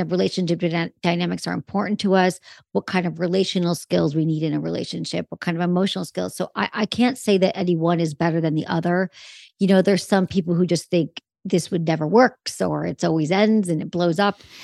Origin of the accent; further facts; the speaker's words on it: Michigan, United States; now in Los Angeles, United States; I'm from Michigan.